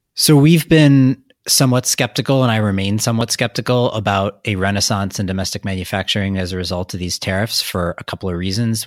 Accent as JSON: {"language": "English", "region": "Wisconsin", "country": "United States", "said": "I'm from Wisconsin"}